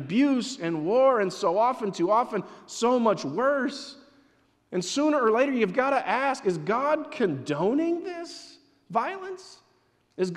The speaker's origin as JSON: {"language": "English", "town": "Hudsonville", "region": "Michigan", "country": "United States", "tie": "born or raised there", "said": "I was born in Hudsonville. It was a farming community then"}